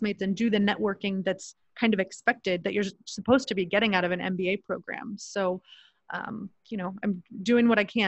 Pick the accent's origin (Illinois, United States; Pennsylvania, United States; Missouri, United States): Missouri, United States; Kansas City; moved away as an adult; also born or lived in United Arab Emirates / Sacramento, California / Los Angeles, California / Orange County, California; now in Mexico; I grew up in Kansas City, Missouri, in a lower income area